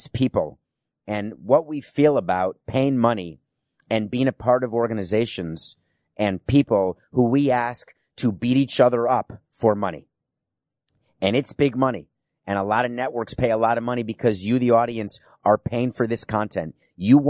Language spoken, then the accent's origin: English; New York City, New York, United States; also born or lived in Milwaukee, Wisconsin; I was born in Milwaukee, Wisconsin, and I grew up in New York City